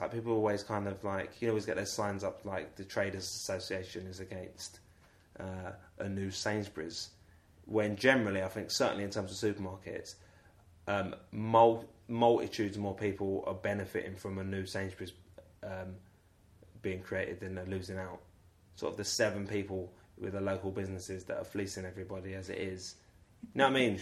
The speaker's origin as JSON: {"language": "English", "region": "England", "country": "United Kingdom", "said": "I've always considered myself to be English."}